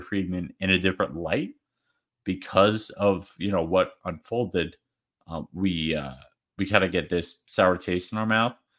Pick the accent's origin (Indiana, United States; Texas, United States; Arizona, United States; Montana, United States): Arizona, United States; I'm a D-backs fan, we're D-backs fans, we're from Arizona